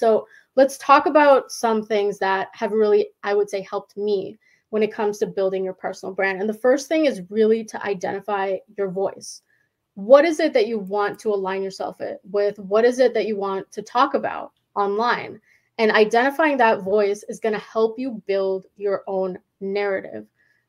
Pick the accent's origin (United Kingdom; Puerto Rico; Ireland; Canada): Canada; Winnipeg, Manitoba; because I'm from Winnipeg, which is like the smallest city in Canada. It's in Manitoba.